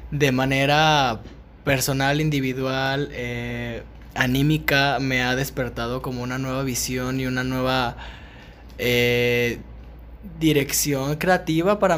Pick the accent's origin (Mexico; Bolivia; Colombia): Mexico; Guadalajara, Jalisco; la, mujer como mexicana y, y en general de aquí de Guadalajara